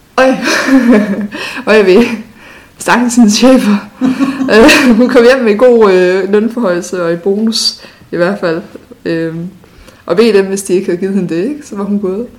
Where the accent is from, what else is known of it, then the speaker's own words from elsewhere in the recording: North Zealand, Capital Region of Denmark, Denmark; da jeg voksede op i Nordsjælland